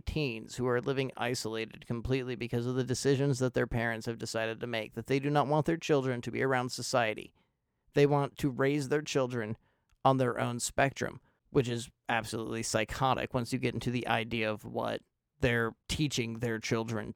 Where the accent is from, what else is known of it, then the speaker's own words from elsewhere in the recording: United States; I'm an American